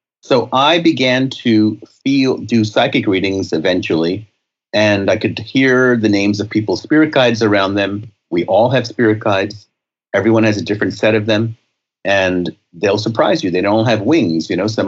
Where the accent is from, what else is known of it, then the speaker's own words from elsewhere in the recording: India; I'm Indian from India, but I don't really channel any of the gurus.